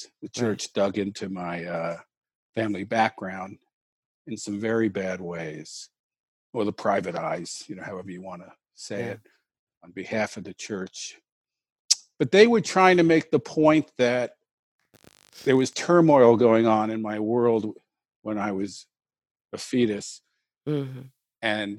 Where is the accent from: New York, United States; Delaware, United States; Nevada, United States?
New York, United States; I'm a New Yorker.